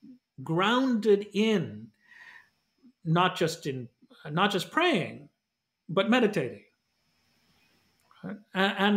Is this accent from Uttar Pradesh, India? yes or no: no; Kerala, India; first language Malayalam; English is a second language; now in United States; Kerala, my home state.